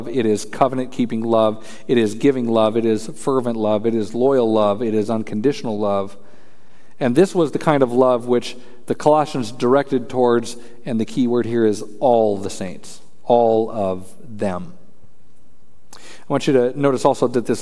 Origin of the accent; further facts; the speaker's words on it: Colorado, United States; I'm from Colorado